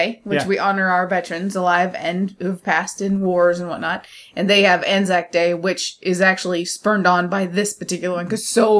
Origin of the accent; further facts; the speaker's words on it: United States; I don't represent all Americans, but I can probably say most schools we don't learn about Gallipoli.